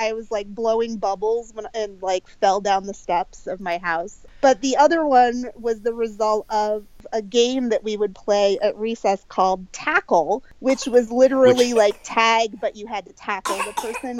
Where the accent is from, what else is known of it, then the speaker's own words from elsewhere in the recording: Swanzey, New Hampshire, United States; I grew up in Swansea, New Hampshire, which is a, you know, very small town in the very small state of New Hampshire. Very rural, big trees in the backyard.